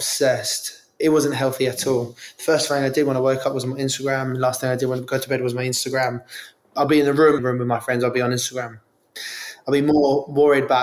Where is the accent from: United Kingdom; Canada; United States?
United Kingdom; London; I grew up in Ealing, West London